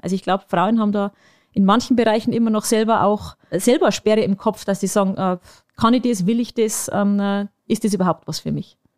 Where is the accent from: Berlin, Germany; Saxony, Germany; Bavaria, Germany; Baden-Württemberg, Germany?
Bavaria, Germany; Bavarian Forest, Germany; moved away; in meine Heimat ähm, und das ist der Bayerische Wald